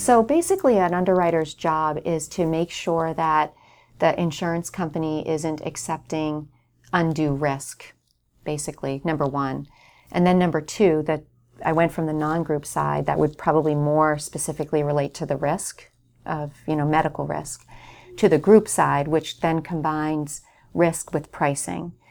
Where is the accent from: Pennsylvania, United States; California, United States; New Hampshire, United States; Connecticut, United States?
New Hampshire, United States; North Hampton; I grew up in Northampton, New Hampshire